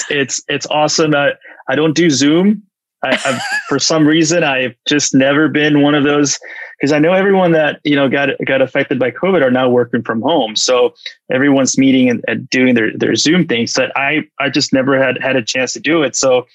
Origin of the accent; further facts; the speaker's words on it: Los Angeles, California, United States; we grew up together in Los yes. Angeles.